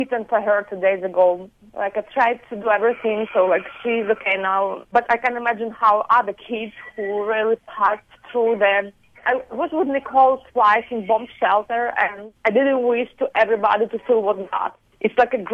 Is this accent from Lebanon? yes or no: no; Ukraine; English is a second language; moved away as an adult; also born or lived in Poland; now in Canada; I was grew up in Ukrainian family, so I can speak Ukrainian and Russian easily